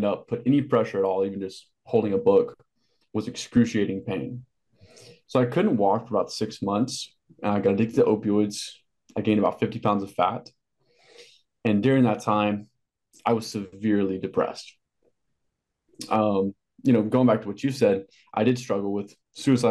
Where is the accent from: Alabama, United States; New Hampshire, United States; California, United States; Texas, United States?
Texas, United States; Amarillo; I grew up in Amarillo, Texas, a very small Texas town